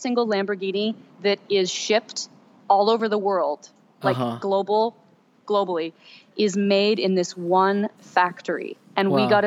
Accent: Ithaca, New York, United States; I was born and raised in Ithaca, New York

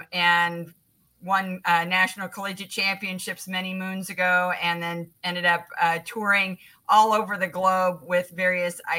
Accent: Indianapolis, Indiana, United States; also born or lived in Southern California; growing up in Indianapolis

